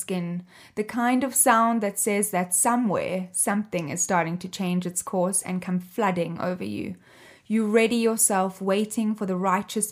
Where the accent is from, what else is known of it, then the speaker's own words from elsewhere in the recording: Cape Town, Western Cape, South Africa; I grew up in Cape Town, South Africa.